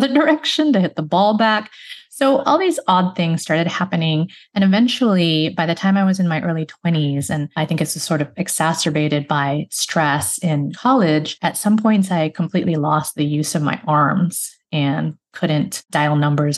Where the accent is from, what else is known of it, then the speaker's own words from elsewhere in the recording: Chicago, Illinois, United States; I grew up in the Chicago area